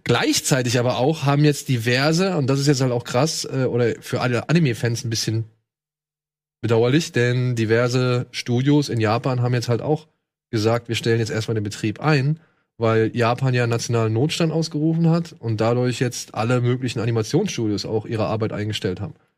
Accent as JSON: {"language": "German", "country": "Germany", "said": "Bei uns in Deutschland"}